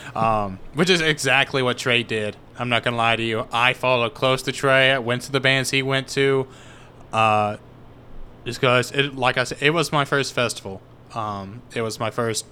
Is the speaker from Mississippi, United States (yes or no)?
yes; Tupelo, Mississippi, United States; I grew up in Mississippi